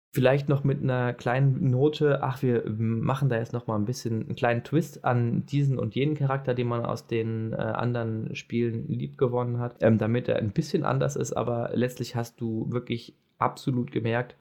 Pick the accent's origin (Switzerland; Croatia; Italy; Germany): Germany; ich als Deutscher